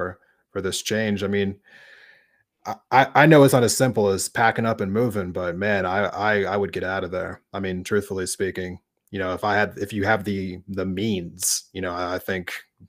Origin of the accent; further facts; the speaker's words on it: outside of Philadelphia, Pennsylvania, United States; moved away; I grew up right outside of Philadelphia.